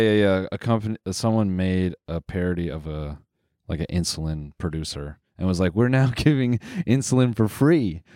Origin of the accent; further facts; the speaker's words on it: Canada; we're Canadian